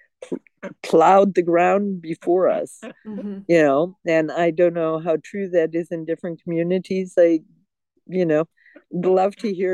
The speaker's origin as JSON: {"language": "English", "area": "outside of Detroit", "region": "Michigan", "country": "United States", "tie": "born or raised there", "also_born_or_lived": "Europe / Germany", "moved": "yes", "lives_now": "New Mexico, United States", "said": "I grew up outside of Detroit, Motor City"}